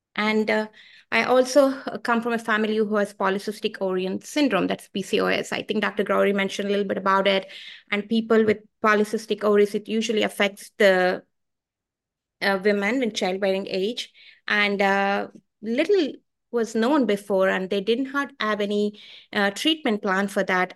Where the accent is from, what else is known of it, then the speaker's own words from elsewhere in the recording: Bangalore, Karnataka, India; moved away as an adult; now in Richmond; I come from India. I come from a place called Bangalore, India. I came here 20 years ago, and uh, I live in Richmond